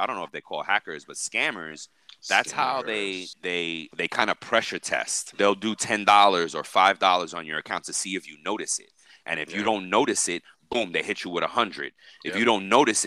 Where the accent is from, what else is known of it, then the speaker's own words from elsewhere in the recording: New York, United States; now in Miami, United States; I'm from New York